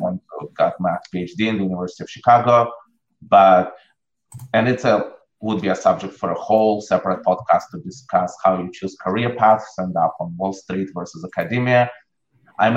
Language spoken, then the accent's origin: English; Russia; moved away as an adult; I grew up in Russia. I left Russia in 89 when I was in the middle of college.